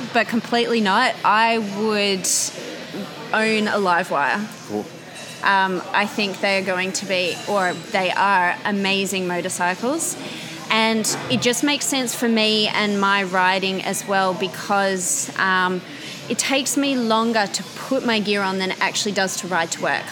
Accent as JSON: {"language": "English", "town": "Canberra", "region": "Australian Capital Territory", "country": "Australia", "tie": "born or raised there", "moved": "as an adult", "lives_now": "Sydney, Australia", "said": "I grew up in Canberra, but I've been calling Sydney my home for the last nine years or so."}